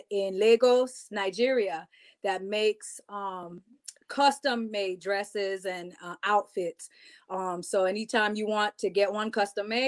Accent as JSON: {"language": "English", "country": "U.S. Virgin Islands", "said": "because I'm from the Virgin Islands originally, I always like dressing more Afrocentric"}